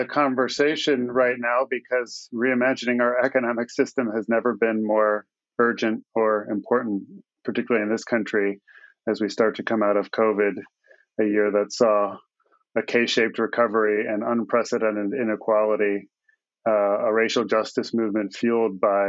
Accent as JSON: {"language": "English", "region": "California", "country": "United States", "said": "We come from Silicon Valley, where Pierre came from."}